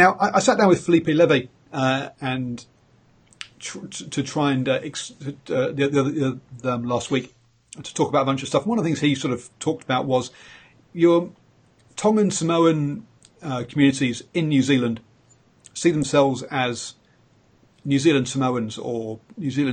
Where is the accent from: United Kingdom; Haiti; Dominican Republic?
United Kingdom; England; moved away; also born or lived in Hong Kong / Singapore; I'm obviously English